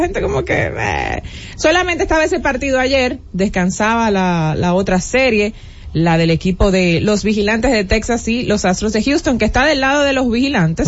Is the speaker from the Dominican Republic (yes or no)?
yes; Dominican Republic; nosotros como dominicanos